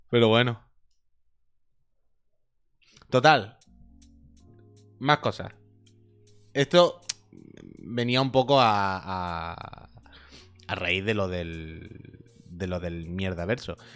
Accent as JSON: {"language": "Spanish", "region": "Andalusia", "country": "Spain", "said": "que soy andaluz"}